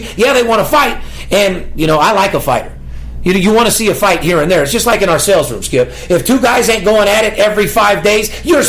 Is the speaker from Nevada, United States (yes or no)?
yes; Las Vegas, Nevada, United States; I'm born and raised in Las Vegas. That Western Warrior High School out there, you know.